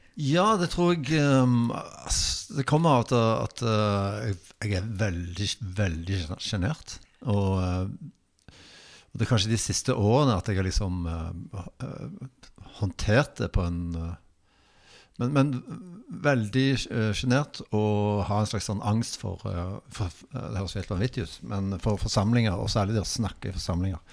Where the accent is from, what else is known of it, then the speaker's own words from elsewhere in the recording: Bodø, Nordland, Norway; now in Stavanger, Norway; jeg vokste opp i Eller utenfor, rett utenfor Bodø i eh, Nord-Norge.